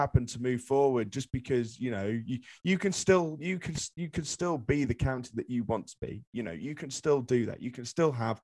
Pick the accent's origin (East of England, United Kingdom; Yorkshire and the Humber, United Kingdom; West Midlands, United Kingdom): West Midlands, United Kingdom; Shropshire; I'm from Shropshire. I'm a Yorkshire fan and I love Yorkshire, but I'm from Shropshire